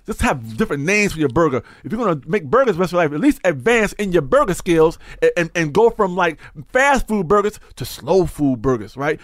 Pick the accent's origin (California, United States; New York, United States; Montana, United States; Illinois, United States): New York, United States; also born or lived in North Carolina; I was born in North Carolina. I came to New York at three, and I've been in New York since I was three years old